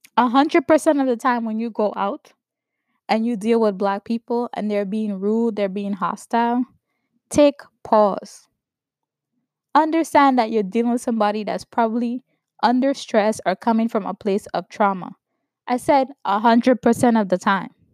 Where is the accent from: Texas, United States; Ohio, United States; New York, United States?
New York, United States; growing up in New York